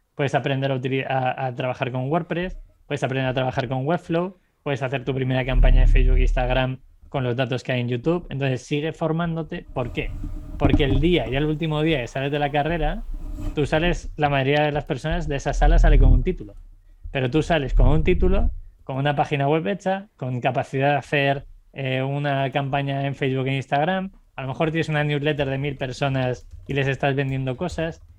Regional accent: Segovia, Castile and León, Spain; moved away as an adult; also born or lived in Ireland; Yo venía de Segovia, que es una ciudad de 60.000 habitantes

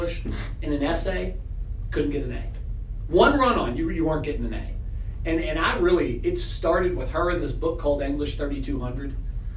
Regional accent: Louisville, Kentucky, United States; I grew up in Audubon Park in the shadows of St. X

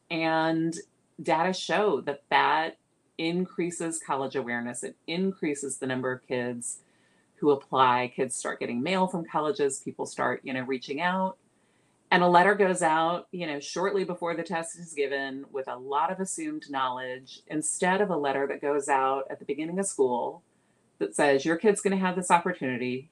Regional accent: San Antonio, Texas, United States; also born or lived in New York; now in Austin, United States; I grew up mostly in San Antonio. I moved there when I was six. Uh, so San Antonio is my home, um, childhood home

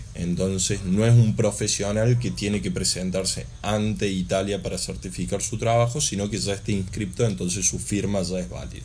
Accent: Argentina; also born or lived in Córdoba; Nosotros como argentinos

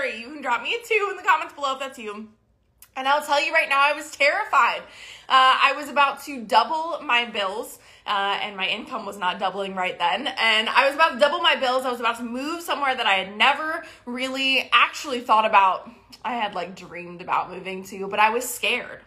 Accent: Maryland, United States; moved away as an adult; now in Texas, United States; I grew up in Maryland

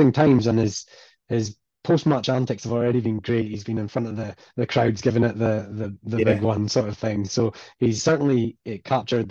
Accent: Inverness, Scotland, United Kingdom; now in Glasgow, United Kingdom; So I live in Glasgow in Scotland, but I'm originally from Inverness.

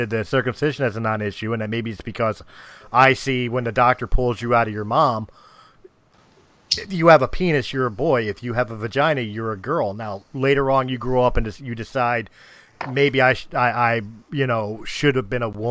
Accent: United States; I'm from the United States.

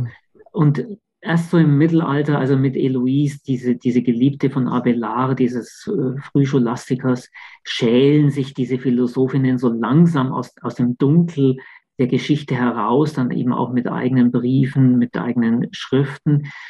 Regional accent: Königsbrunn, Bavaria, Germany; moved away; also born or lived in Augsburg; Ich, ich bin ja in der Nähe von Augsburg aufgewachsen, in Königsbrunn

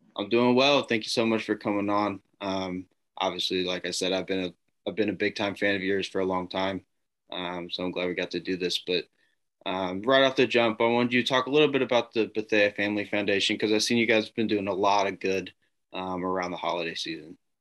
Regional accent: Indianapolis, Indiana, United States; born or raised there

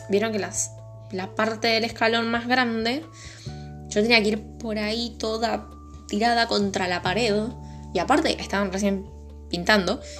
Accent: Buenos Aires, Argentina; Es porque soy porteño, ¿no?

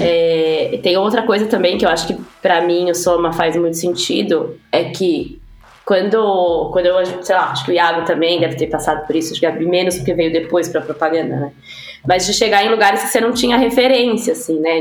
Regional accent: São Paulo, Brazil; sou da Zona Leste de São Paulo

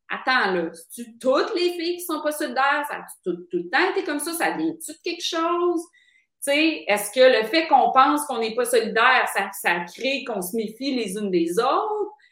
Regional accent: Quebec City, Quebec, Canada; moved away as an adult; now in Montreal, Canada; quand je suis arrivée à Montréal, tu sais, moi, je viens de Québec

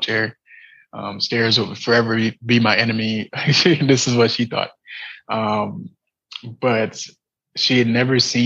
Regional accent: San Diego, California, United States; I was born in San Diego, California, with missing tibias in both of my legs

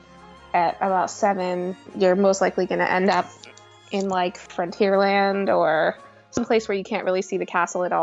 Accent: Boston, Massachusetts, United States; moved away as an adult; also born or lived in Orlando; I grew up in Boston, so I was going to go to college in Boston

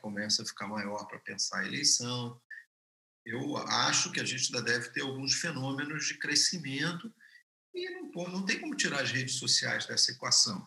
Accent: Rio de Janeiro, Brazil; eu sou carioca

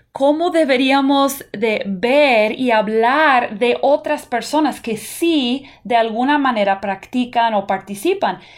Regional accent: United States; yo puedo decir como una persona que toda mi niñez la pasé en Estados Unidos, yo nunca recuerdo asociar Halloween con brujas.

